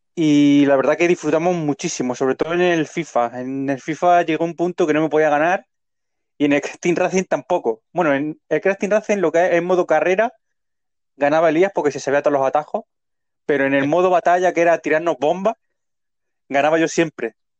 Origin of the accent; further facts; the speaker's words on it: Leruela, Jaén, Andalusia, Spain; Vengo del mismo pueblo que él, de Leruela